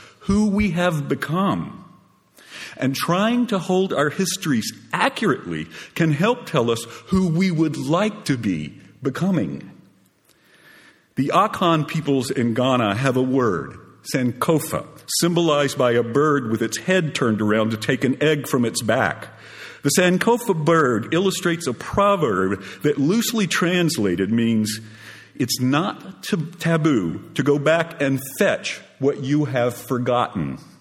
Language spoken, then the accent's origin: English; Groves, Texas, United States; now in Austin, United States; I'm from Groves, Texas